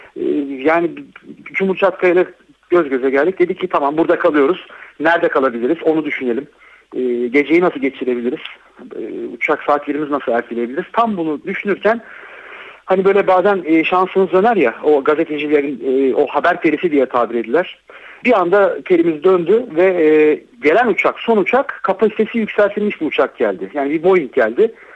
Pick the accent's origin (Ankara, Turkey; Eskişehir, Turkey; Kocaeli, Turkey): Kocaeli, Turkey; Değirmendere; Değirmendereliyim ben. 17 Ağustos depreminin yıkımının ne olduğunu bilirim.